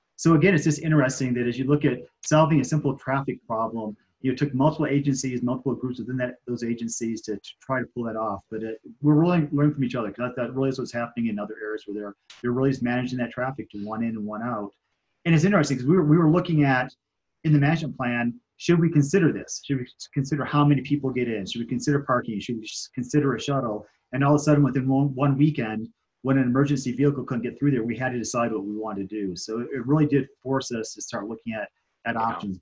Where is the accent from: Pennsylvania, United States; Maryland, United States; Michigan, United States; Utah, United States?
Michigan, United States; moved away as an adult; now in Colorado, United States; was driving back from California um, to Michigan, where I'm from